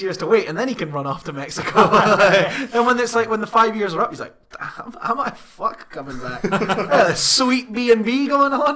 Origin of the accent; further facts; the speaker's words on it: Scotland, United Kingdom; As a Scottish person